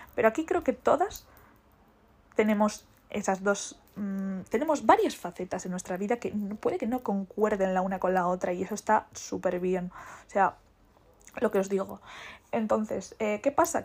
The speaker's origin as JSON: {"language": "Spanish", "region": "Basque Country", "country": "Spain", "said": "soy vasca"}